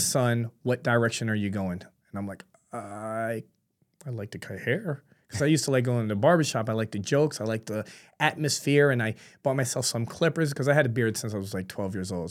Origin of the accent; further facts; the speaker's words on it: New York City, New York, United States; moved away as an adult; now in Florida, United States; I was born in New York City. She was, she was great. My father was killing it. And unfortunately, when I was nine months old, she passed away. My grandparents took me in, um, and raised me